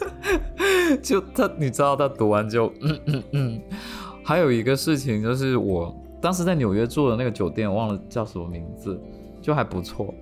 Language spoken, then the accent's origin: Chinese; China; 我是中国人